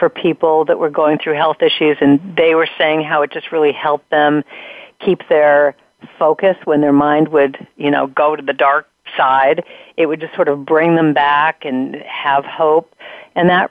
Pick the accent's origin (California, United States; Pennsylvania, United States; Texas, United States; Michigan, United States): California, United States; Los Angeles; I grew up in Southern California. I live up in Northern California now. But I grew up in Hollywood